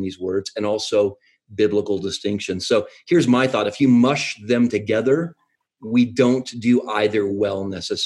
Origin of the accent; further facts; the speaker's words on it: New Mexico, United States; I'm from New Mexico